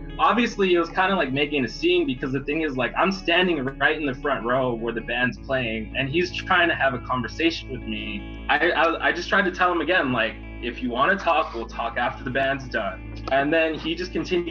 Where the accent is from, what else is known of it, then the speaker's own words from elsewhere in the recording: McAllen, Texas, United States; I'm from McAllen, Texas